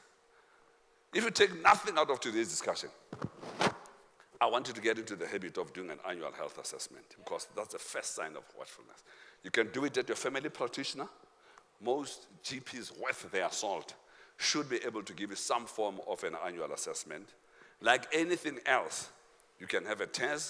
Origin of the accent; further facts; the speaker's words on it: South Africa; we are South African